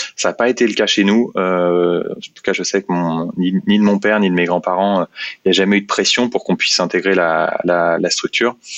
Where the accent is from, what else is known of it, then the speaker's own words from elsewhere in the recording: Meaux, Île-de-France, France; je suis originaire de Meaux, en Seine-et-Marne